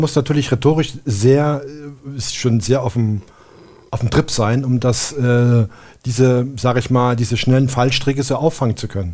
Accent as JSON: {"language": "German", "area": "GDR", "region": "East Germany", "country": "Germany", "tie": "born or raised there", "said": "ich bin ja in der DDR geboren und da aufgewachsen"}